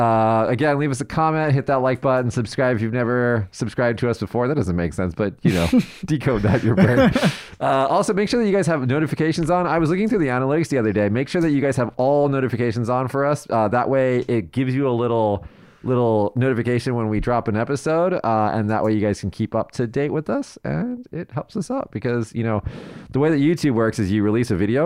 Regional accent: Las Vegas, Nevada, United States; now in Japan; I was from Vegas

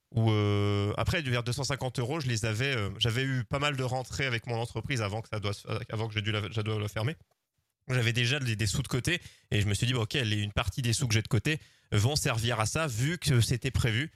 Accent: the Dinard / Saint-Malo coast, Brittany, France; d'où je viens, du côté de Dinard, Saint-Malo

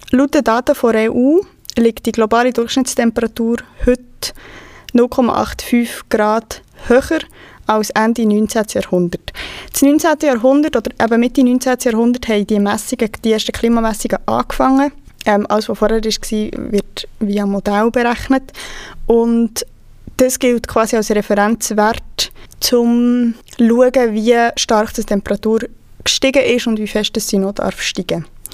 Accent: Switzerland; bei uns in der Schweiz

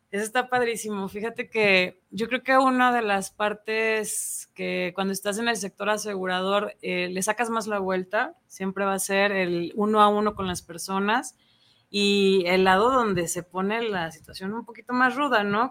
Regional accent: Ayutla, Jalisco, Mexico; now in Guadalajara, Mexico; es una chava de Ayutla, Jalisco. Soy originaria

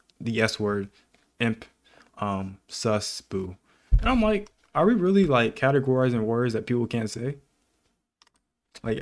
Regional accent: United States; I'm African American

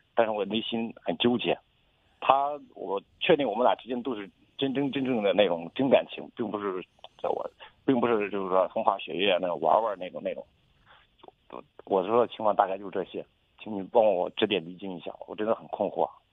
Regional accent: Zhengzhou, Henan, China; 我都是郑州人，我都，我家是广西那边的

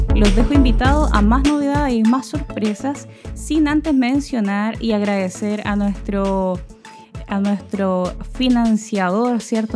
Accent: Chile

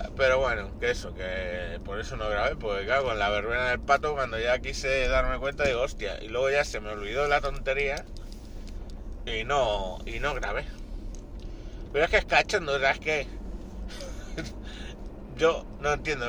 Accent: Spain; En mi casa somos español, ecuatoriana mi mujer

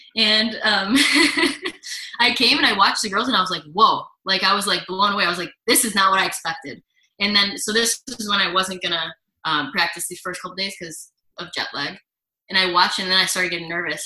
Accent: United States; moved away as an adult; also born or lived in Buffalo / St. Petersburg, Russia; now in Nizhny Novgorod, Russia; I'm American

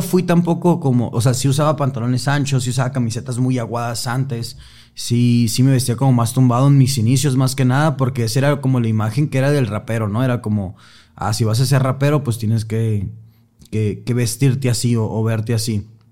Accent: Sonora, Mexico; Yo que soy de, Sonora, estoy como más acostumbrado como al calor fuerte

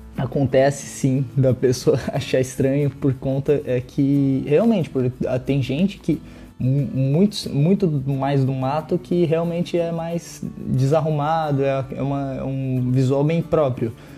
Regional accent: interior of São Paulo, Brazil; accent: caipira; por conta de ser caipira, eu sou mais por parte do meu pai do que da minha mãe

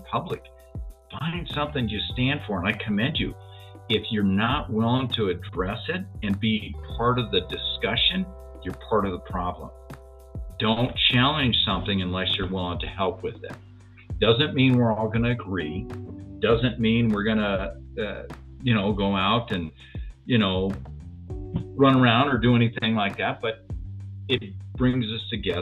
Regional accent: Denver, Colorado, United States; I grew up as a white Japanese Buddhist here in Denver

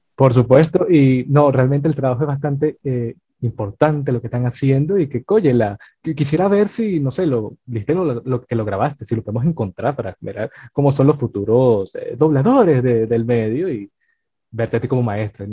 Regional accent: Venezuela; nosotros que somos venezolanos

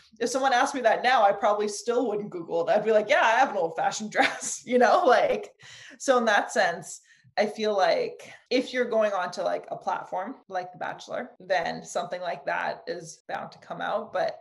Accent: Germany; moved away; I grew up in Germany

